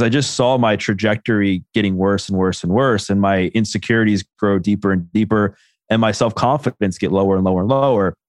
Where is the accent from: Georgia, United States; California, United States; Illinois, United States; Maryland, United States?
Maryland, United States; Baltimore; I grew up in Baltimore